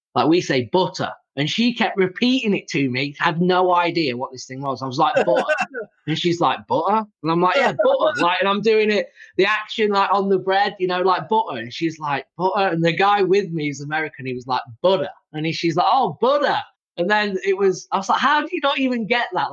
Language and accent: English; England, United Kingdom; now in United States; I'm from England, so I've got an accent